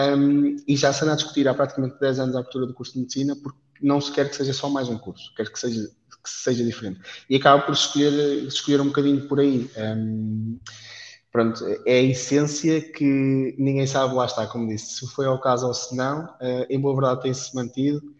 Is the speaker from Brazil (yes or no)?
no; Leiria, Centro, Portugal; moved away as an adult; now in Aveiro, Portugal; Eu, por acaso, sou de Leiria